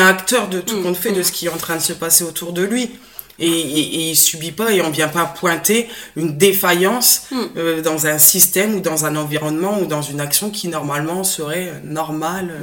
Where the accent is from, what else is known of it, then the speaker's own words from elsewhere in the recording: Picardy, Hauts-de-France, France; moved away as an adult; now in Béziers, France; Je suis picarde, donc j'ai pas l'accent du sud. Euh, je suis arrivée dans le sud il y a quelques années